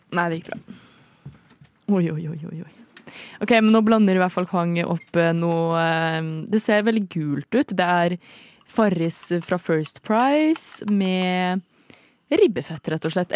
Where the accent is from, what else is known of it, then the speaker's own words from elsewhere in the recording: Trøndelag, Norway; accent: trøndersk; moved away; jeg er oppvokst der. Eller ikke oppvokst, oppvokst, Jeg bodde der i noen år. Sju år.